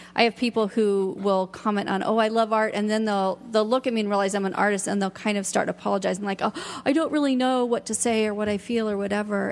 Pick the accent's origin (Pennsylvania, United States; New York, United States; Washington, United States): Washington, United States; Seattle; now in Ashland, United States; I'm from Seattle